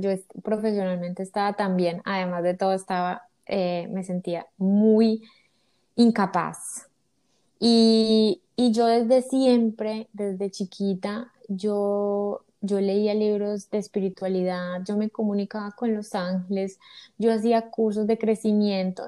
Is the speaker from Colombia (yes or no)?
yes; Colombia; moved away as an adult; now in United States; soy colombiana, Vivo en Estados Unidos hace seis años